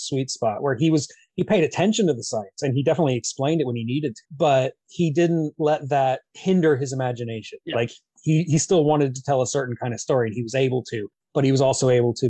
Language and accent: English; United States; I'm American.